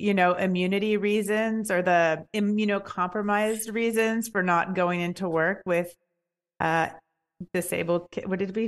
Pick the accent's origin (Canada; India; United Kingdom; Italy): Canada; now in New York, United States; I'm in New York now. I'm Canadian, but I live here.